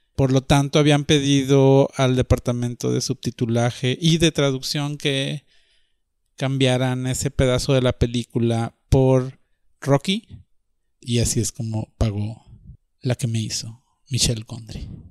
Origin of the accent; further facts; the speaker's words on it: Monterrey, Nuevo León, Mexico; also born or lived in Guadalajara; crecí en Monterrey en los 80